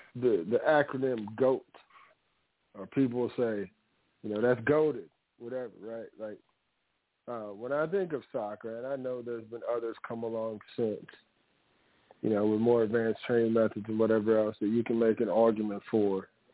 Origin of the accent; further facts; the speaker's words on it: United States; So I grew up in Louisiana Mississippi. My father's from Mississippi.